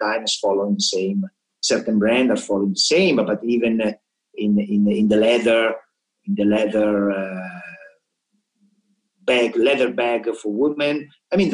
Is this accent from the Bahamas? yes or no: no; Milan, Lombardy, Italy; English is a second language; moved away; I'm from Milan